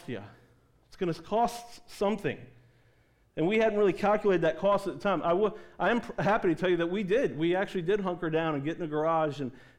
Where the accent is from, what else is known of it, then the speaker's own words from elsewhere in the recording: East Coast, United States; I grew up on the East Coast